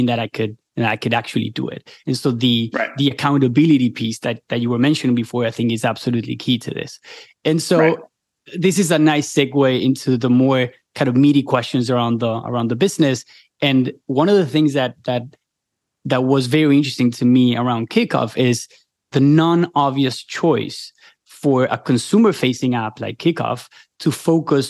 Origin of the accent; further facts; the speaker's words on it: Argentina; moved away as an adult; now in United States; I'm from Argentina and I came to the US a couple of years ago